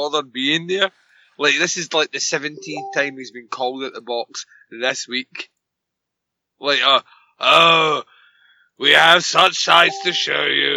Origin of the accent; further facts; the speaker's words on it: Scotland, United Kingdom; As a Scot